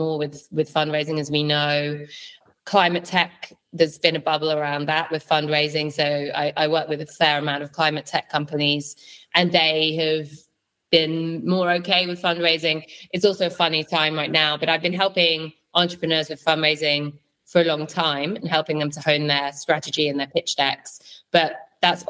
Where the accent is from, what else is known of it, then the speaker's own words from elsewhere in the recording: London, United Kingdom; moved away as an adult; also born or lived in Berlin; I grew up in London